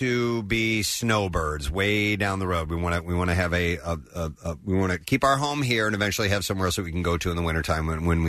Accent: Tennessee, United States; I was born in Tennessee. That is correct.

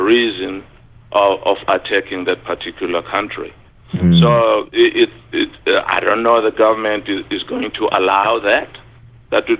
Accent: Soweto, Gauteng, South Africa; moved away as an adult; my hometown Soweto

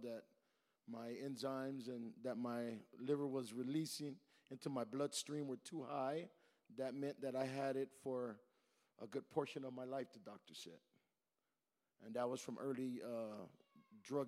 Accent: Los Angeles, California, United States; From Los Angeles, California

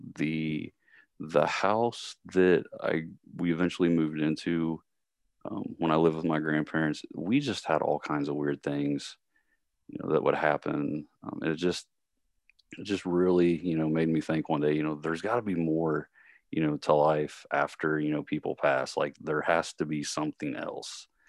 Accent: Columbus, Ohio, United States; also born or lived in Kentucky; I'm originally, um, from Columbus

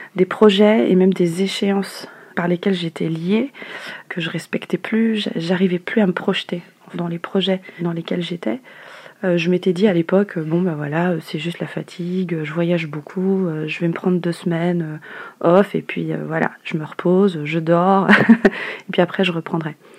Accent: Madagascar; now in Paris, France; je suis malgache

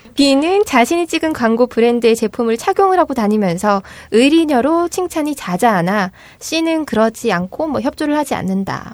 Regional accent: Gyeongsang, South Korea; accent: Gyeongsang dialect; 저는 사투리도 평소에 쓰는 데다가 음. 네, 경상도 여자들이 좀 거칠거든요

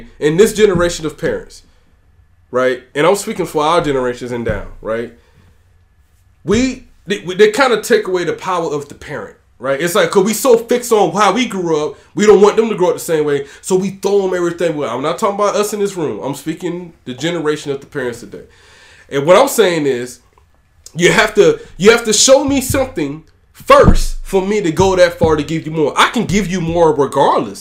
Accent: Georgia, United States; I'm from Georgia

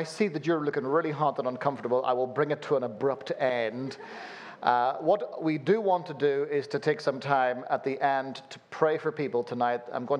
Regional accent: Belfast, Northern Ireland, United Kingdom; born there; Forgive this weird accent that I've got going on here. I was born in Belfast and then have lived all over the place, so you end up with a weird accent like this

